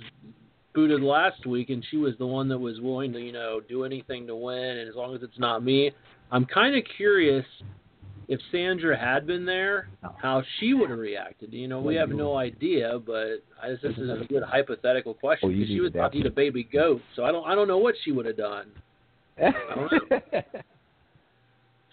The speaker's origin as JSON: {"language": "English", "region": "Midwest", "country": "United States", "said": "I'm from the Midwest too, and I'm white"}